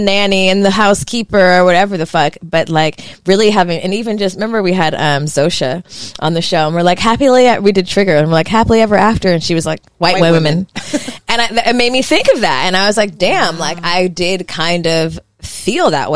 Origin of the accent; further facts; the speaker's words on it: the Valley, California, United States; I grew up in the Valley